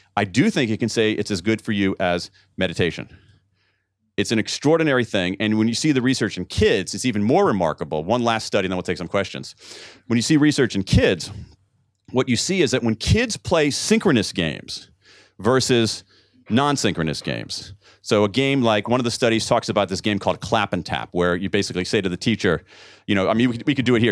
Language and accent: English; United States; as an American